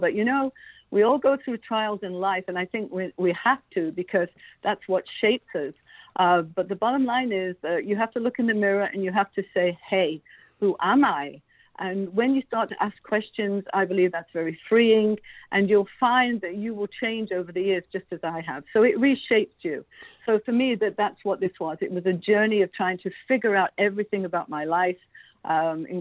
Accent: Derbyshire, East Midlands, United Kingdom; moved away as an adult; also born or lived in Beaumont, Quebec, Canada; now in Quebec, Canada; I was born in Derbyshire

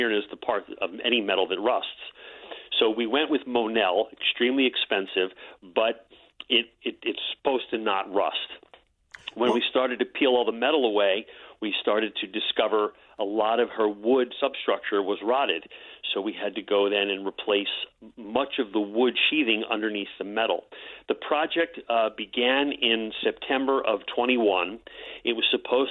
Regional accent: Margate City, New Jersey, United States; I grew up in Margate, and Lucy's just always been a part of my childhood

